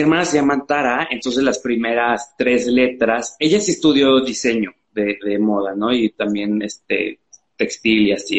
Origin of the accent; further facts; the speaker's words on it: Xalapa, Veracruz, Mexico; moved away as an adult; yo soy de Jalapa, de Veracruz